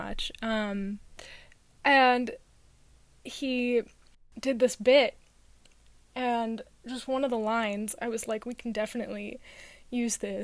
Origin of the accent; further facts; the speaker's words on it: New York, United States; a New York accent because it's too close to my native accent